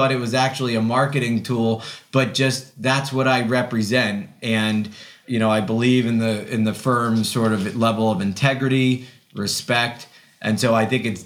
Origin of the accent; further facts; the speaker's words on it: Ulster County, New York, United States; I returned to my hometown after college and law school